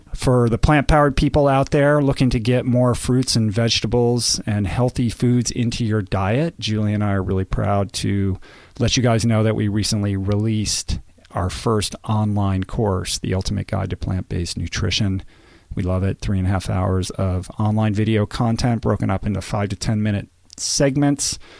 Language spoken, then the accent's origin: English; Washington, District of Columbia, United States; moved away; D C, my hometown